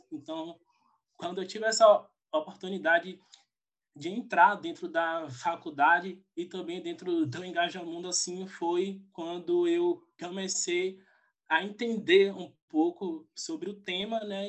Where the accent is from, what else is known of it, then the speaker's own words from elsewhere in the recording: Feira de Santana, Bahia, Brazil; eu sou da Bahia, sou de Feira de Santana